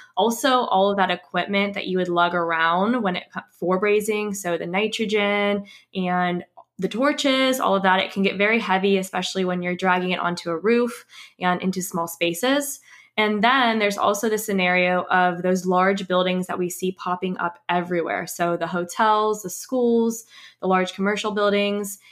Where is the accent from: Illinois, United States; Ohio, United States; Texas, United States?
Ohio, United States; also born or lived in Missouri / Tampa, Florida; I'm actually from Ohio